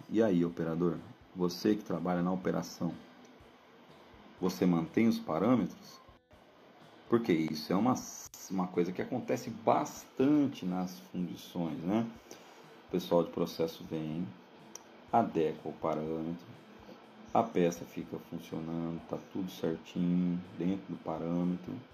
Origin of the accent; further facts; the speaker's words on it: Brazil; E a gente, como bons brasileiros, em alguns momentos temos que é, ajustar esses parâmetros e aí começam as nossas discussões.